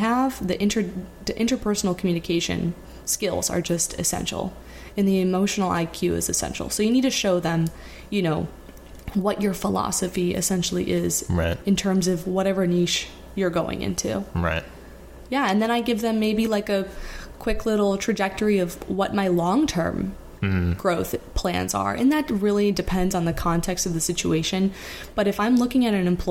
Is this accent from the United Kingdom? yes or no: no; Florida, United States; moved away as an adult; now in New York, United States; I'm from Florida. I went to nursing school in Florida